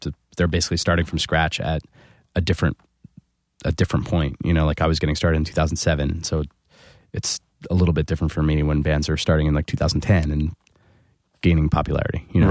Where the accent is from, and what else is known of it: fifteen minutes outside of Philadelphia, New Jersey, United States; born or raised there; moved away as an adult; also born or lived in Chicago